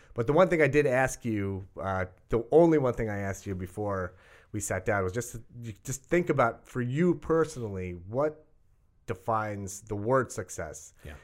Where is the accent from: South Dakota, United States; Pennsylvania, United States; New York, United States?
New York, United States; Rockville Centre; we grew up on the South Shore of Long mm-hmm. Island